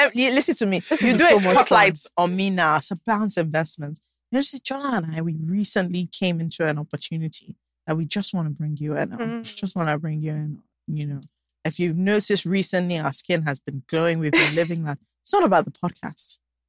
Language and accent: English; Nigeria; You always find things to celebrate as a Nigerian.